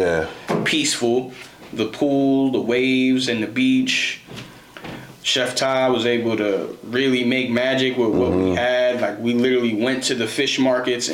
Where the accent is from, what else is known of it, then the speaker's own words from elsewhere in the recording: New York City, New York, United States; growing up in the Bronx, having a lot of friends who are Dominican